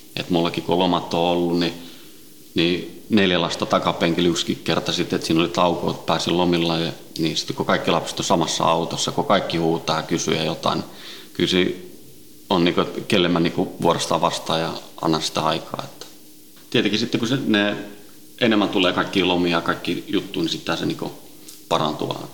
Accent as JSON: {"language": "Finnish", "town": "Helsinki", "region": "Uusimaa", "country": "Finland", "tie": "born or raised there", "also_born_or_lived": "Sweden", "said": "Ruotsista lähtöisin ja, ja tota, Ruotsin lähiössä kasvanut ja syntynyt ja, ja tota, viisivuotiaana noin tultiin Suomeen, Itä-Helsinkiin"}